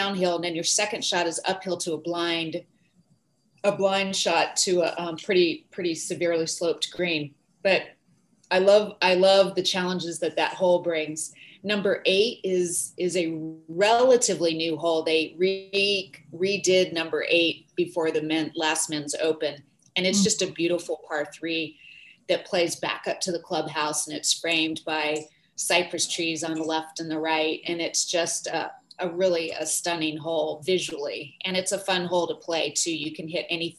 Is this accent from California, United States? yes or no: yes; Santa Cruz, California, United States; I grew up in near Santa Cruz, California, which is another coastal town